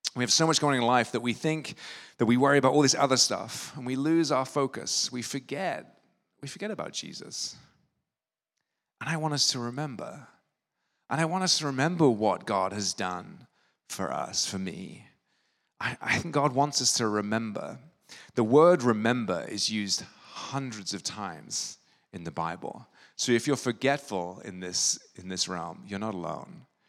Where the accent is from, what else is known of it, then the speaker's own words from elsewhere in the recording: England, United Kingdom; now in New York, United States; When I grew up in England, holidays look a little bit different.